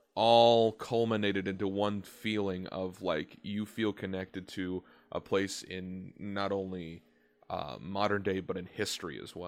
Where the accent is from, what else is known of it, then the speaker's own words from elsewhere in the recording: North Carolina, United States; I'm from North Carolina, which is more into the south.